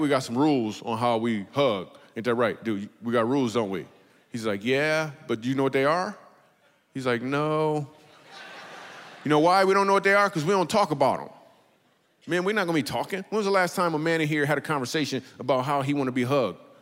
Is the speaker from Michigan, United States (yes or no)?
yes; Michigan, United States; We grew up in Michigan